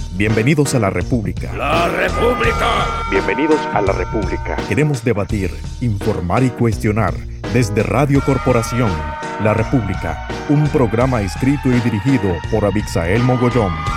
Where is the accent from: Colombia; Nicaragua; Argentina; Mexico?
Nicaragua; como nicaragüense